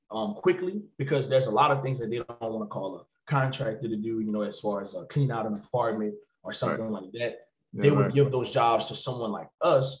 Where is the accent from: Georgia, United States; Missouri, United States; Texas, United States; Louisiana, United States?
Louisiana, United States; Opelousas; I'm from Opelousas, Louisiana. But we have a little town called Bellevue. That's specifically, you know, where I'm from